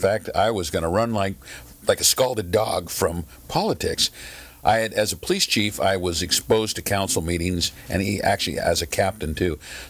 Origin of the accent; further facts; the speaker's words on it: Burbank, California, United States; also born or lived in Orange County, California; I grew up in Burbank, so I didn't have a whole lot of knowledge about Orange County.